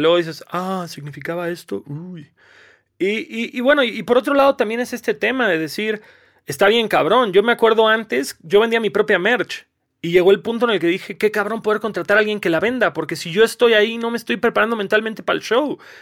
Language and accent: Spanish; Cancún, Quintana Roo, Mexico; moved away; yo vengo de Cancún